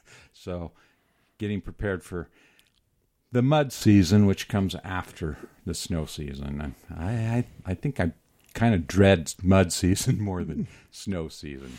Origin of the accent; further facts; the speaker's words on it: Moab, Utah, United States; I've been born and raised in Moab.